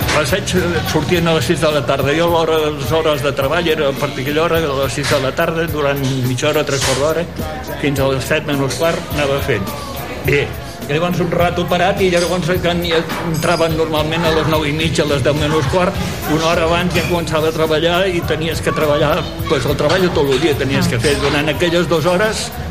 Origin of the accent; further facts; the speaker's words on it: Tarragona, Catalonia, Spain; sóc de Tarragona